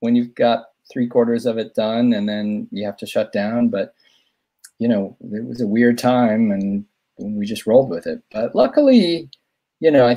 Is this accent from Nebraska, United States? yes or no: yes; Omaha, Nebraska, United States; I'm from Omaha